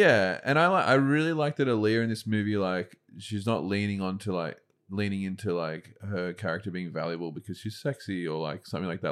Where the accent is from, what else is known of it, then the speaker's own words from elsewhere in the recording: Lane Cove, New South Wales, Australia; I grew up in Lane Cove